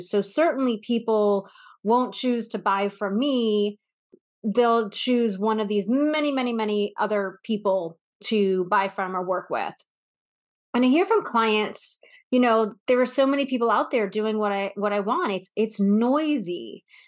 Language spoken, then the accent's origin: English; Northeast, United States; now in Texas, United States; I grew up in the Northeast